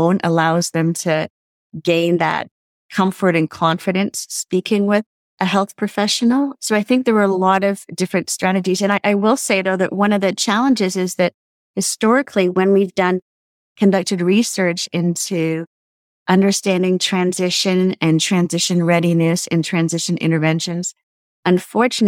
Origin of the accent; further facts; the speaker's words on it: Canada; So I'm Canadian